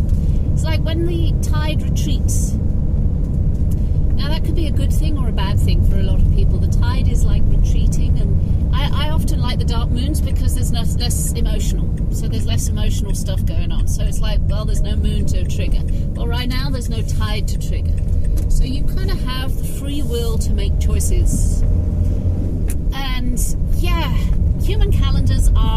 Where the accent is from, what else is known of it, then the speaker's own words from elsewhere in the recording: England, United Kingdom; I am English, and I love being English, and I love my land